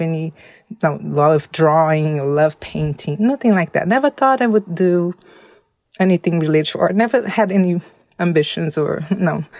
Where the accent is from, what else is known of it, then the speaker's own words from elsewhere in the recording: Belo Horizonte, Minas Gerais, Brazil; also born or lived in São Paulo, Brazil; I was raised in Minas Gerais.